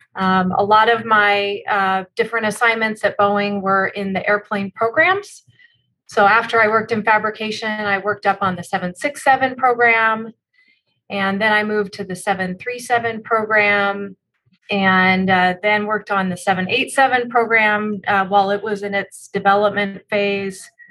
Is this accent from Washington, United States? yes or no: yes; Spokane, Washington, United States; also born or lived in Tacoma, Washington; I grew up in Spokane, Washington, so on the other side of, uh, of the state from where we are today